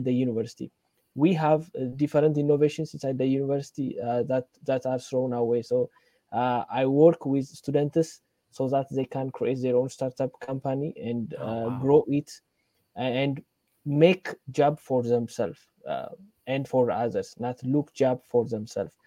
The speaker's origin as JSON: {"language": "English", "country": "Ethiopia", "said": "I'm from Ethiopia"}